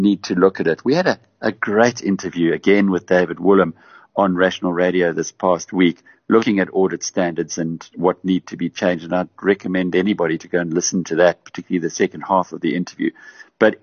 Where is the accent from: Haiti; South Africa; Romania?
South Africa; also born or lived in United Kingdom; as a South African